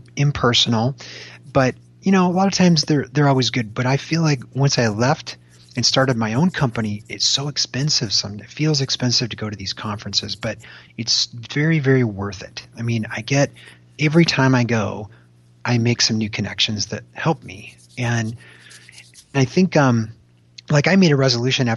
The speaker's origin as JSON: {"language": "English", "region": "Michigan", "country": "United States", "tie": "born or raised there", "said": "I grew up in Michigan."}